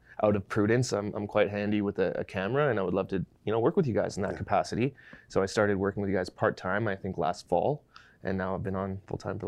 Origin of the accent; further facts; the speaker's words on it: Vancouver, British Columbia, Canada; a kid from Vancouver who started making music in his grandma's basement